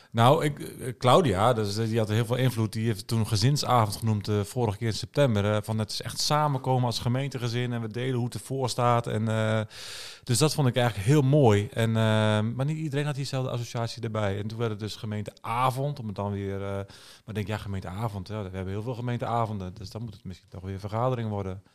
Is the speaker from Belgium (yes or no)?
no; Netherlands; als Nederlanders.